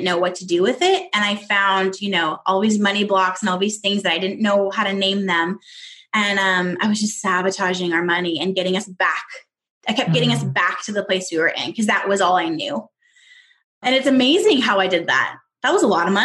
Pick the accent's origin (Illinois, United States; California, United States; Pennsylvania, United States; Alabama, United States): California, United States; Southern; moved away as an adult; also born or lived in Northwest Arkansas; I'm from Southern California